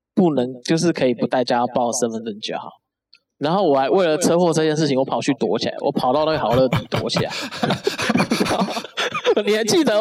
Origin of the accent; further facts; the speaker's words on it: Taipei, Taiwan; 我从北投过来